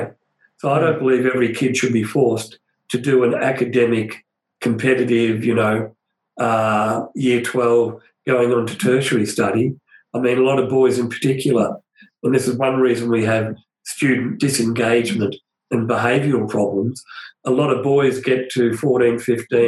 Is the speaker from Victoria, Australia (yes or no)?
yes; Broadmeadows, Victoria, Australia; where I grew up in Broadmeadows